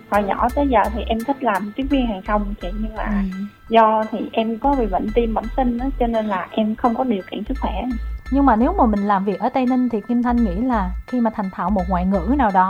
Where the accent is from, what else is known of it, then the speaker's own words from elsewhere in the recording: Ben Cau, Tây Ninh, Vietnam; quê em ở Tây Ninh